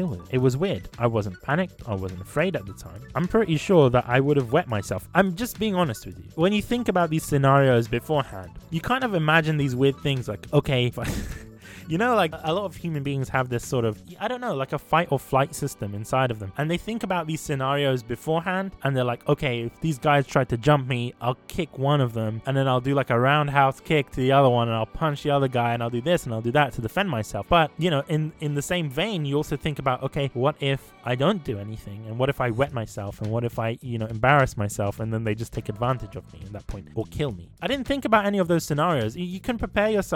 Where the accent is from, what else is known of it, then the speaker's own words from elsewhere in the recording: Sudan; moved away; I'm from Sudan.